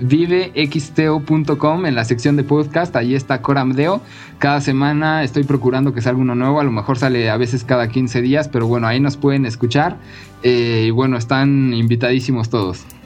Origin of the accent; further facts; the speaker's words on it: Mexico; los mexicanos